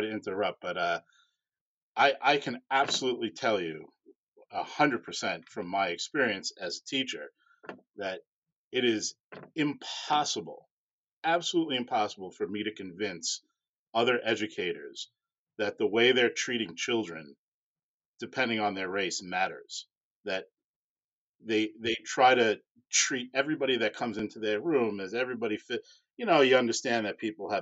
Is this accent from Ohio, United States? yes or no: no; Long Island, New York, United States; moved away; also born or lived in Houston; growing up on Long Island